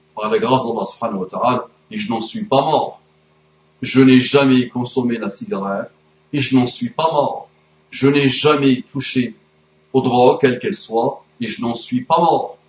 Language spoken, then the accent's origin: French; France; mon pays, mon beau pays, la France